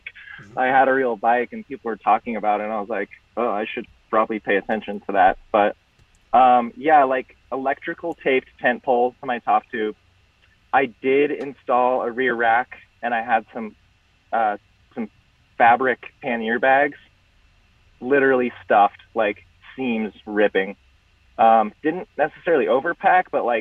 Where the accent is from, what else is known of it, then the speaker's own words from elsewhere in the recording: San Diego, California, United States; moved away as an adult; also born or lived in San Francisco / Portland; getting back down to San Diego where I grew up